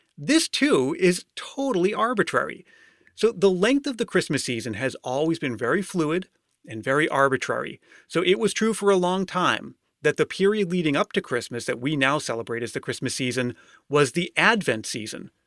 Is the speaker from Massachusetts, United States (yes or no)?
yes; Massachusetts, United States; moved away as an adult; now in California, United States; I've been living in California for the last five years, but I grew up in Massachusetts